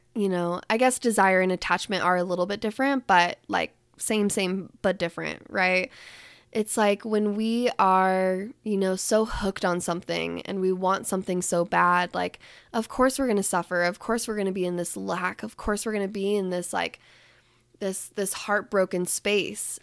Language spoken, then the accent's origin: English; Salt Lake City, Utah, United States; even being back in Utah right now and being in my hometown